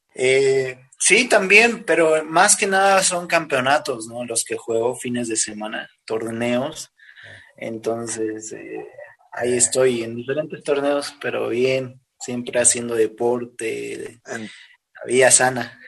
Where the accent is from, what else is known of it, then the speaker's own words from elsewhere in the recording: La Paz, Bolivia; soy de acá de Bolivia, de la ciudad de La Paz.